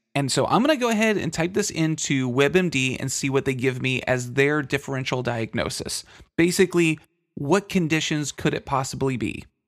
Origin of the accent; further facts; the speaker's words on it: Texas, United States; I'm from Texas